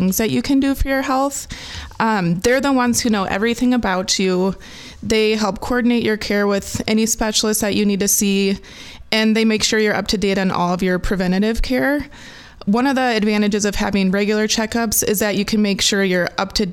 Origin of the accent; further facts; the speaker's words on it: Dysart, Iowa, United States; also born or lived in Cedar Falls, Iowa / Kirksville, Missouri / Des Moines, Iowa / Waterloo, Iowa; I grew up in a small town in Iowa, and I love the community feel that comes with a small town.